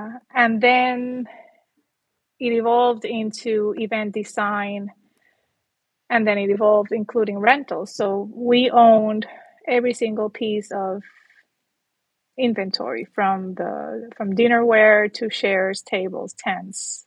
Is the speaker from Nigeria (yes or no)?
no; San Juan, Puerto Rico; moved away as an adult; Born and raised in San Juan, Puerto Rico. 38 years, I lived in Puerto Rico.